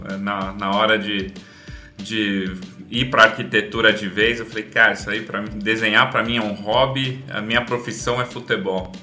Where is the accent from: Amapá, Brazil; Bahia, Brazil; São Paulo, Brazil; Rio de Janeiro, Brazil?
São Paulo, Brazil; also born or lived in Campinas; meu curta-metragem começa em Campinas, onde eu nasci, então eu não sou aqui da capital. Mudei para São Paulo é, pequeno, é, morei na Zona Norte a vida inteira